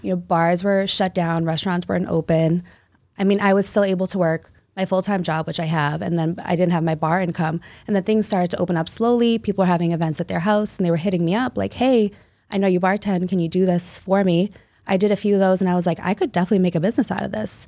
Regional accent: Somerville, Massachusetts, United States; now in Revere, United States; I grew up in Somerville, Mass, so right outside the city.

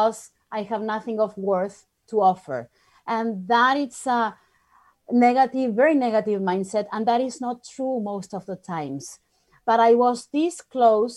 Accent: Argentina; moved away as an adult; I'm from Argentina originally.

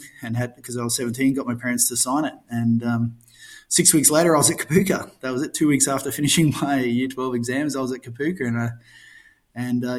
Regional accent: Darwin, Northern Territory, Australia; also born or lived in Alice Springs; I was born in Alice Springs. I think I'm one of the 10 people ever to claim that, and grew up in Darwin

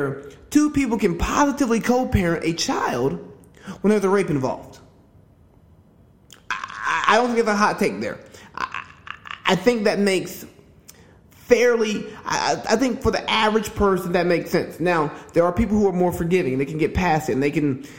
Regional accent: Georgia, United States; my home state, Georgia.

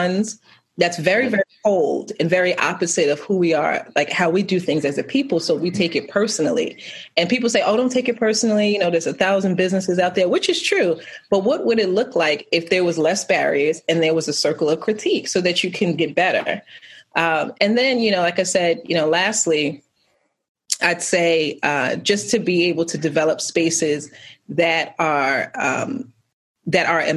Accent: New York, United States; now in Baltimore, United States; I'm from New York

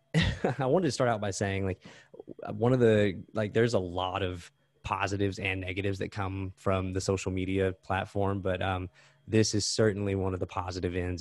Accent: Texas, United States; I'm from Texas

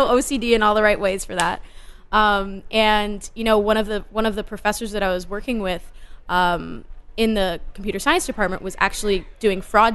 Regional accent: Framingham, Massachusetts, United States; moved away as an adult; also born or lived in New York; I'm from about half hour outside of Boston, a town called Framingham

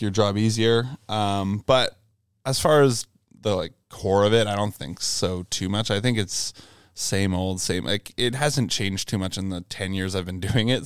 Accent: Brockville, Ontario, Canada; I grew up in Brockville, Ontario, which is in between Kingston and Ottawa pretty much

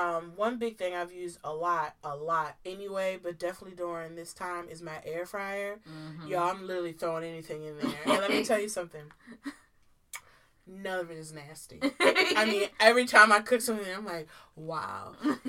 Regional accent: Maryland, United States; I am from Maryland.

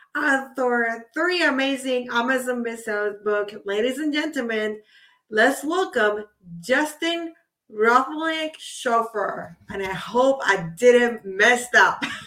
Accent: Puerto Rico; I'm from Puerto Rico

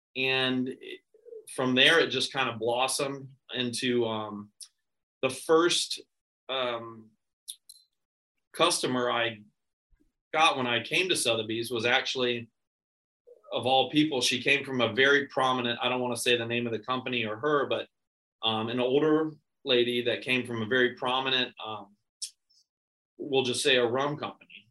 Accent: Ponte Vedra, Florida, United States; I was born and raised here in Ponte Vedra

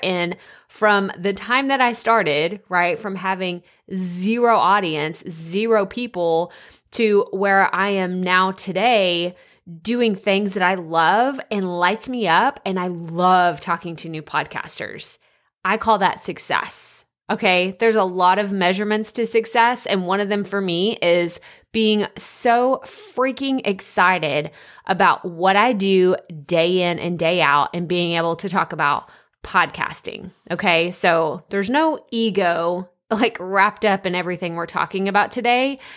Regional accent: Athens, Texas, United States; moved away as an adult; also born or lived in Dallas-Fort Worth area; I'm from a small town in Northeast Texas, Athens, Texas

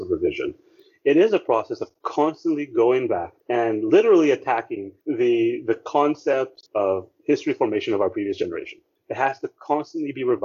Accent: Philippines; our identity as a Filipino, our identity as a nation

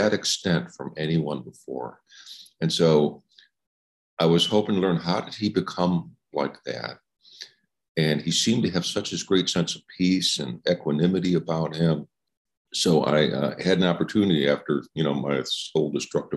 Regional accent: Chicago, Illinois, United States; now in Oregon, United States; I live in Oregon, but I'm from Chicago.

